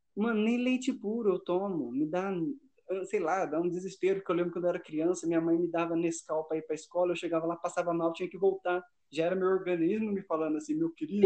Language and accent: Portuguese; São José dos Campos, São Paulo, Brazil; nasci em São José, não tenho nada de goiano, nada de mineiro, não